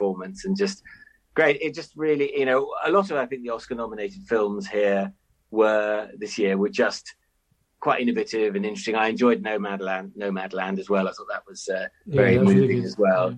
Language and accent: English; London, United Kingdom; I grew up in North London in the 80s.